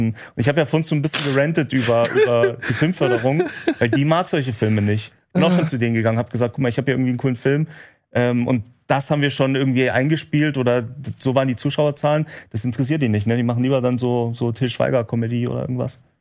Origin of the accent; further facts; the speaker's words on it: Remse, Saxony, Germany; aus in meinem Heimatort haben wir es gedreht in Remse äh, in Sachsen.